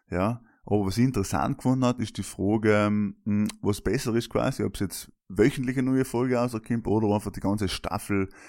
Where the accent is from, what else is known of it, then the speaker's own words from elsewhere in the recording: South Tyrol, Trentino-Alto Adige, Italy; Ja, das sind wir Südtiroler.